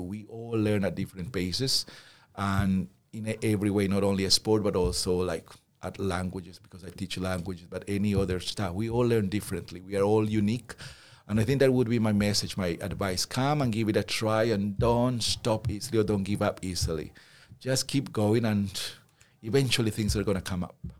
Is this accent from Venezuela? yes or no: no; Peru; moved away; I come from Peru